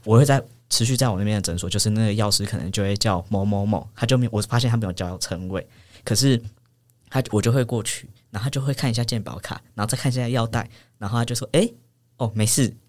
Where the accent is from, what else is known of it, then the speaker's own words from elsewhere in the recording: New Taipei, Taiwan; 我的老家在新北，然后比较，呃，算是偏乡的地方这样